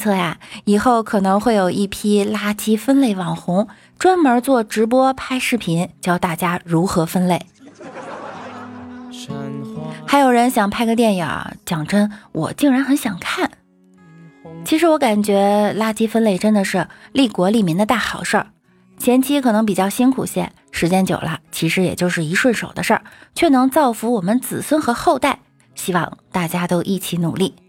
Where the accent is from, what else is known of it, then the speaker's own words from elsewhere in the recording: Northeast China, China; 我就是东北的，我们那儿的老爷们上火车特爱带啤酒、鸡爪子、熟食之类的